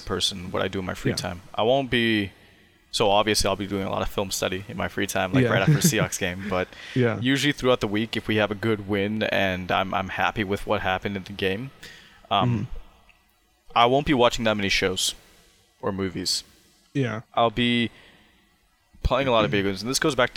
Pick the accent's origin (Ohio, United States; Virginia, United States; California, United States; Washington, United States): Washington, United States; Sammamish; growing up in Sammamish, in a very, you know, privileged society